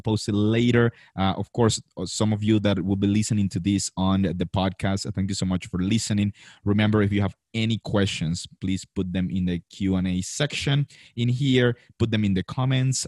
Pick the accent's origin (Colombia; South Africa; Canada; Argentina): Colombia; i came back to colombia